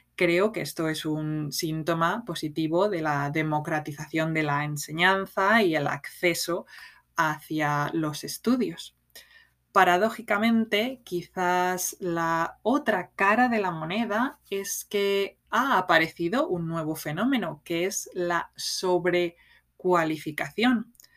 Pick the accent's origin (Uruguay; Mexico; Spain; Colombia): Spain; also born or lived in south of England; now in England, United Kingdom